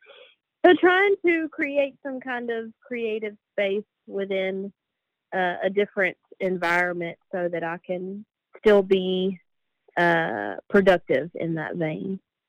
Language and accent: English; North Carolina, United States; So I decided to come back home. And I'm originally from North Carolina.